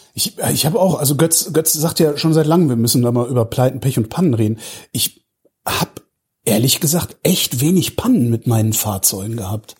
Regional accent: Cologne, North Rhine-Westphalia, Germany; now in Berlin, Germany; ich komme aus Köln gebürtig

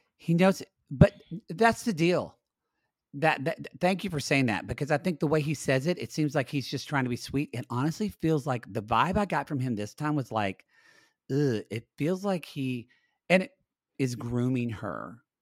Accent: United States; I am an American watching it, and as an American watching

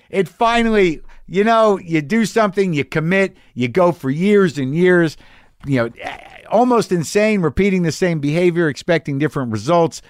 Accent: Albuquerque, New Mexico, United States; moved away; That's my hometown

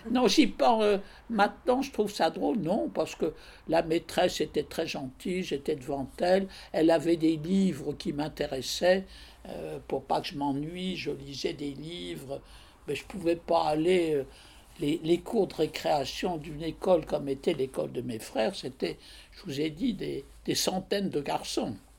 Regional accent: Paris, Île-de-France, France; also born or lived in Angers; je suis née le 20 janvier 1923 à Paris

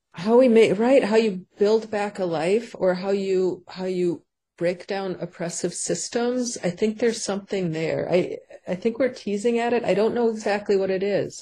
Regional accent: Paynesville, Minnesota, United States; also born or lived in St. Cloud, Minnesota; my hometown where we moved after St. Cloud of Paynesville, Minnesota

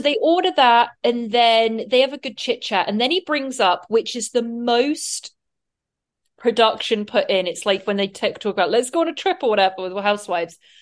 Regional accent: England, United Kingdom; now in United States; being an English person

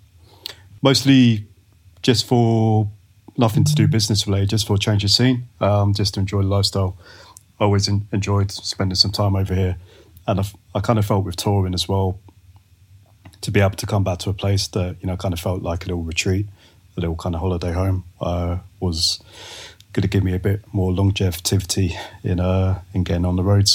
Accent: London, United Kingdom; moved away as an adult; now in Los Angeles, United States; I'm from Northwest London. So I grew up in a little place called Rainers Lane. I grew up in Willesden. So around, Harrow and Brent is where I grew up, and where I was until about 23, 24.

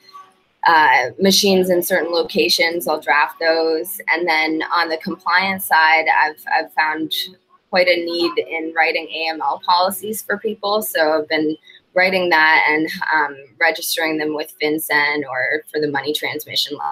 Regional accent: Canada; moved away as an adult; also born or lived in Manitoba / Saskatchewan; now in Florida, United States; I'm from Canada

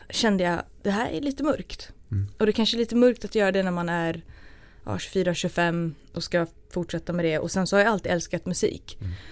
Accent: Sweden; jag kommer jag kom från Sverige

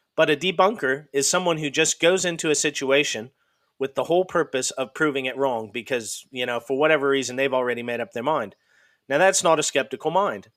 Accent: Idaho, United States; also born or lived in Washington / Montana; I'm originally from the Pacific Northwest in the US. I'm originally from Idaho State, and I lived there and in and around in Washington and Montana

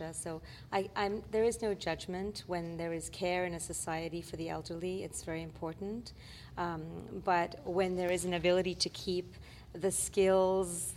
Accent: Gambia; moved away; also born or lived in Quebec; I come from West Africa, from the Gambia, and my heritage is Brazilian Lebanese.

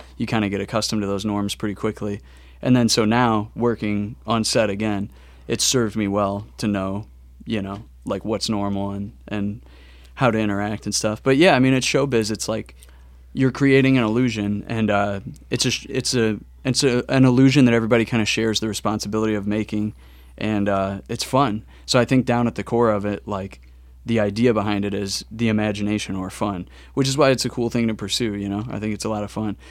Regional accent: St. Louis, Missouri, United States; also born or lived in New York; I was born and raised in St. Louis

